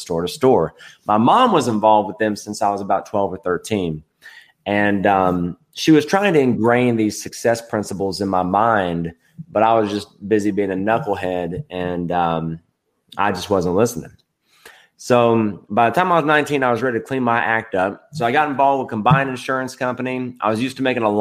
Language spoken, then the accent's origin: English; Edmonson County, Kentucky, United States; also born or lived in Bowling Green, Kentucky; So I was born in Bowling Green, Kentucky, grew up in Edmondson County, Kentucky.